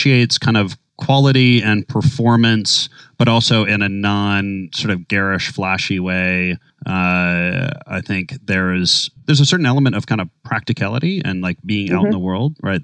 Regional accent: Minnesota, United States; now in New York City, United States; growing up in Minnesota

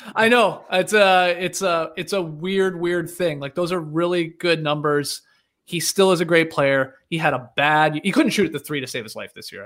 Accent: Stratford, Ontario, Canada; I'm from Stratford

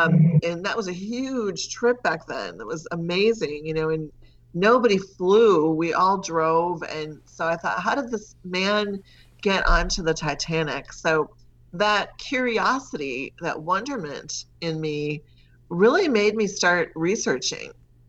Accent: Wausau, Wisconsin, United States; So I grew up in Wausau, lots of paper mills and at the time.

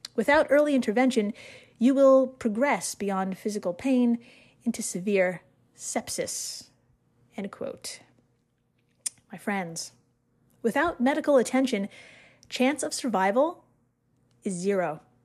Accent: United States; As an American

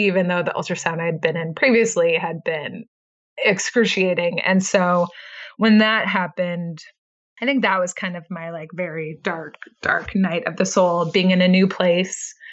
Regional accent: Midwest, United States; now in Idaho, United States; I grew up in the Midwest

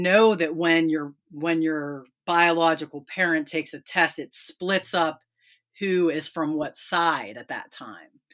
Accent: Pennsylvania, United States; also born or lived in West Virginia; now in Ohio, United States; I grew up in Pennsylvania, lived in West Virginia, and now I'm in Ohio

